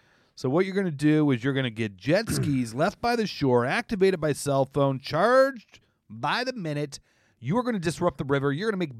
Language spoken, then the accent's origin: English; Ann Arbor, Michigan, United States; born there; I was born in Ann Arbor.